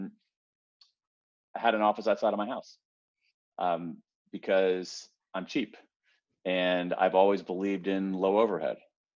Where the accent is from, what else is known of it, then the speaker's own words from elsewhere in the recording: Columbus, Ohio, United States; I grew up in Columbus, Ohio, the home of the Ohio State University.